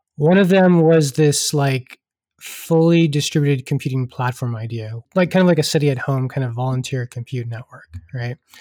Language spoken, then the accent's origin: English; Houston, Texas, United States; also born or lived in Pittsburgh; I am uh, born and raised in Texas, uh, originally from Houston